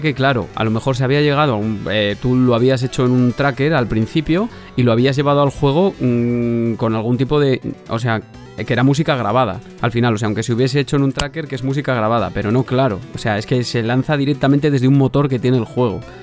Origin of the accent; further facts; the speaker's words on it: Castile and León, Spain; yo soy castellano, castellano leonés de, siempre